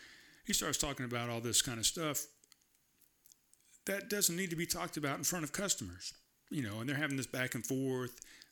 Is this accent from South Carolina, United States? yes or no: yes; South Carolina, United States; I'm from here, from South Carolina.